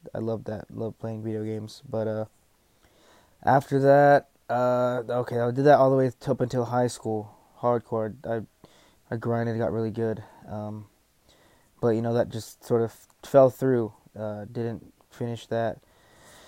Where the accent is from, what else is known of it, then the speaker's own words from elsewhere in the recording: Texas, United States; I was born here in Texas, lived here all my life.